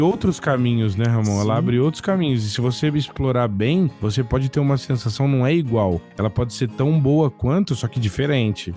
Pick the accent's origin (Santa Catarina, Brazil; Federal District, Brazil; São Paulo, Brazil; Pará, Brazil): São Paulo, Brazil; Bebedouro; eu sou do interior de São Paulo. É uma cidade chamada Bebedouro